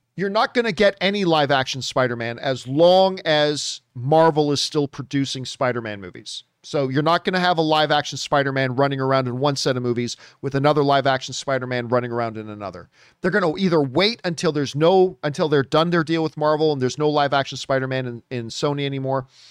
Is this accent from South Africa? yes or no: no; Hamilton, Ontario, Canada; my hometown of Hamilton, Ontario, Canada